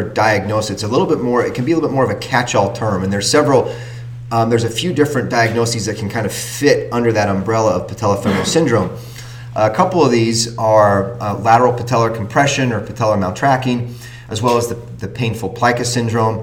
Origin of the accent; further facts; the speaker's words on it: Utah, United States; also born or lived in California; now in New England, United States; I am from Utah